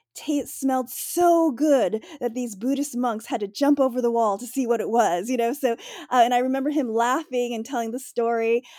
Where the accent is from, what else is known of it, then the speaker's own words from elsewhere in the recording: United States; I'm Asian, obviously, but I was born here in the United States